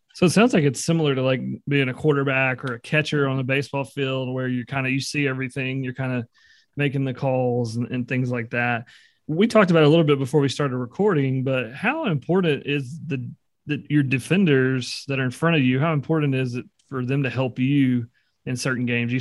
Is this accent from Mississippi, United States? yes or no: yes; Greenville, Mississippi, United States; I grew up in Greenville, Mississippi